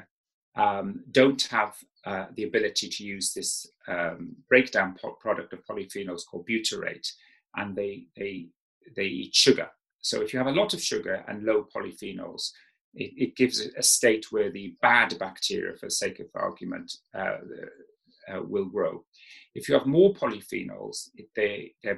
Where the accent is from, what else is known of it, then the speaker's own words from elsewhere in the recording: South Wales, United Kingdom; I grew up in South Wales